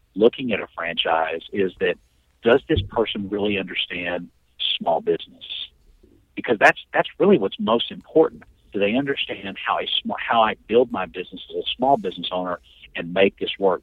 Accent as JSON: {"language": "English", "town": "Temple", "region": "Texas", "country": "United States", "tie": "born or raised there", "said": "came back to my hometown of Temple, Texas"}